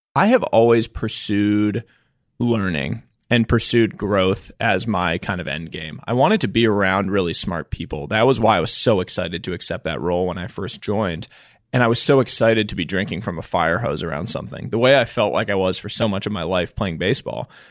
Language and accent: English; Boston, Massachusetts, United States; also born or lived in New York; I, um, grew up in the Boston area. I was born in New York.